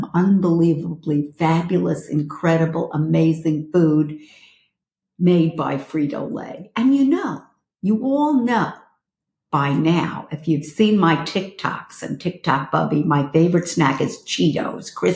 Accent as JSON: {"language": "English", "town": "New York City", "region": "New York", "country": "United States", "moved": "as an adult", "lives_now": "Los Angeles, United States", "said": "this girl is a Brooklyn girl. I'm from Flatbush and Borough Park"}